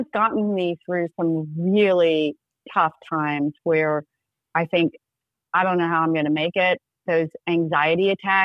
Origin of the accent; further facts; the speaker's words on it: South Georgia, United States; I'm from South Georgia.